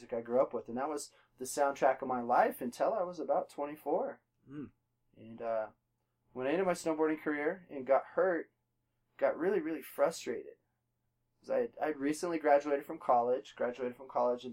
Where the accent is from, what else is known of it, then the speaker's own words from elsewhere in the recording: Colorado Springs, Colorado, United States; I was actually born at the Air Force Academy Hospital in Colorado Springs. Born and raised in Colorado Springs